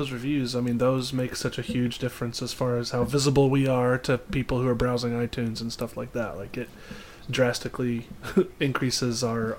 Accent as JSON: {"language": "English", "country": "United States", "said": "We're American."}